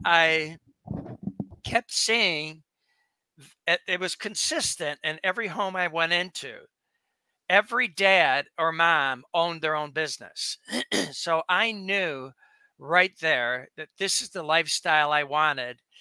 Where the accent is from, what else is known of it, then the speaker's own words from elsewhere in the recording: suburb of Detroit, Michigan, United States; now in Boca Raton, United States; my dad moved us uh, when I was three to a suburb on the water.